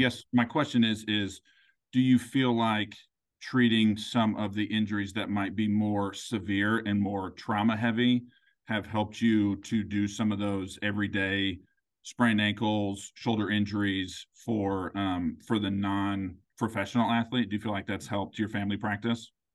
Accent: Grandview, Missouri, United States; I am from, uh, a suburb of Kansas City called Grandview

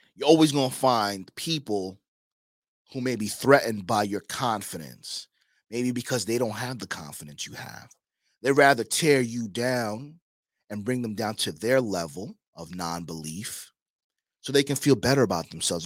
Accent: New York, United States; now in Miami, United States; I came from Queens, Long Island rather

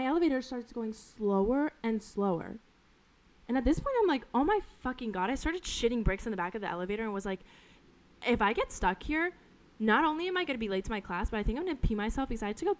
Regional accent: Colorado, United States; moved away as an adult; now in New York City, United States; where I grew up in Colorado is very slow and very chill

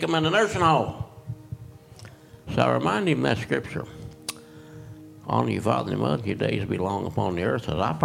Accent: Oklahoma, United States; moved away; I was raised in Oklahoma.

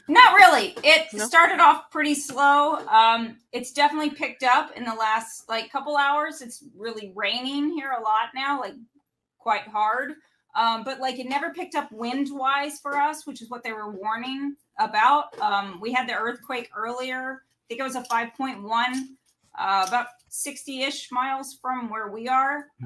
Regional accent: Midwest, United States; now in California, United States; I'm from the Midwest

